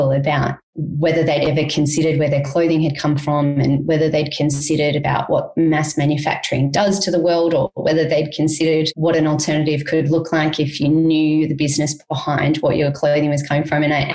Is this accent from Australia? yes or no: yes; Australia; moved away; also born or lived in Cambodia; as an Australian